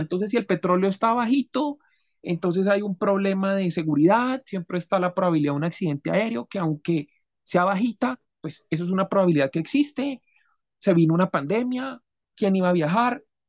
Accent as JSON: {"language": "Spanish", "country": "Colombia", "said": "yo soy colombiano, mi país"}